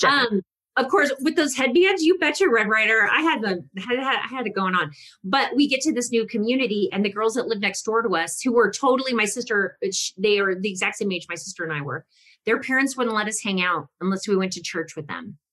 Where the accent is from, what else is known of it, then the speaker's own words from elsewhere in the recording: Texas, United States; I, am Italian and I'm Texan